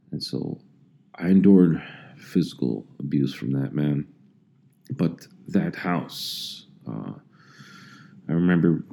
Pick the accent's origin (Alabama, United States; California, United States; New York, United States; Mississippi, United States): California, United States; Los Angeles; also born or lived in El Monte; I was born in Los Angeles